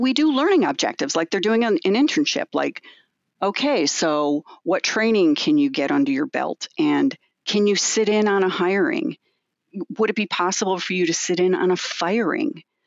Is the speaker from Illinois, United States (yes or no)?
yes; Evanston, Illinois, United States; I grew up near the Skokie area in Evanston.